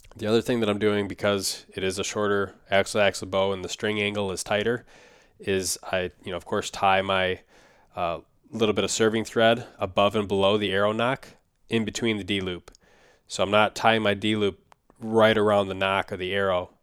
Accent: Minnesota, United States; Minnesota, my home state

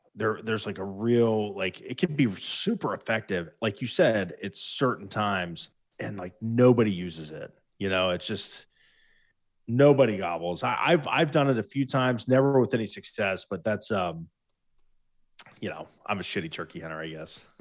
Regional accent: Ohio, United States; We're from Ohio

